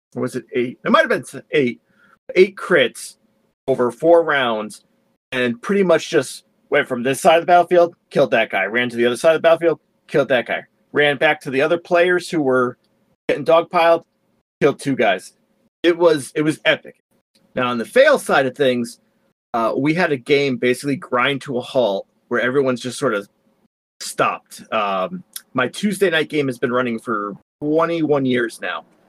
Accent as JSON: {"language": "English", "region": "Connecticut", "country": "United States", "tie": "born or raised there", "said": "I was born and raised in Connecticut."}